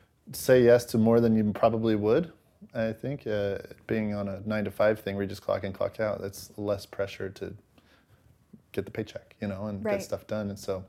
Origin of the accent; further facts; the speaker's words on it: Pleasant Grove, United States; also born or lived in Los Angeles; I'm actually from Pleasant Grove, but I lived in L.A. for all of my college years.